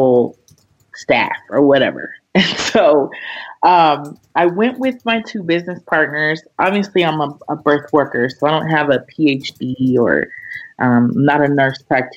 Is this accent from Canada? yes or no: no; Aurora, Colorado, United States; moved away as an adult; also born or lived in Washington, D.C.; I'm from Aurora, Colorado